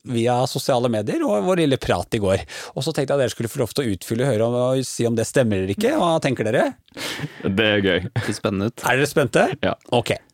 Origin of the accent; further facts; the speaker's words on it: Grue, Innlandet, Norway; Eller jeg er fra Grue. Jeg har bare ikke så veldig dialekt.